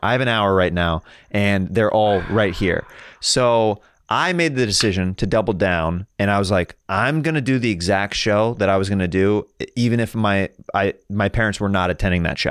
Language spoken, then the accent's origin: English; Kansas, United States; now in Los Angeles, United States; I'm from Kansas